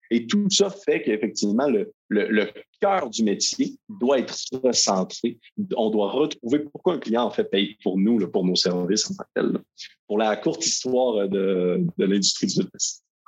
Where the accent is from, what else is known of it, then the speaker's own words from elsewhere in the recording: Quebec, Canada; je viens du Québec et non de la France, comme mon léger accent peut le dénoter